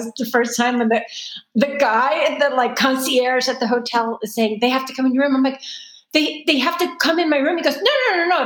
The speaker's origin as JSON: {"language": "English", "region": "New York", "country": "United States", "accent": "Brooklyn", "said": "finally the Brooklyn came out before I could help myself."}